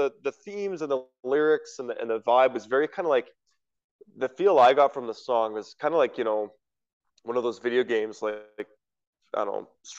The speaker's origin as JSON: {"language": "English", "region": "Western Canada", "country": "Canada", "tie": "born or raised there", "said": "especially growing up in Western Canada"}